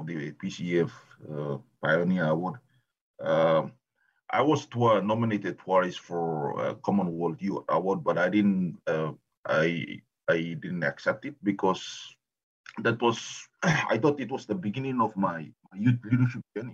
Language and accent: English; Papua New Guinea; I'm actually from Papua New Guinea